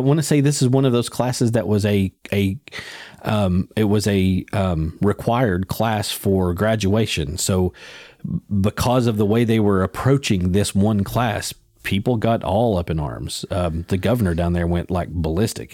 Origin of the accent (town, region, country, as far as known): United States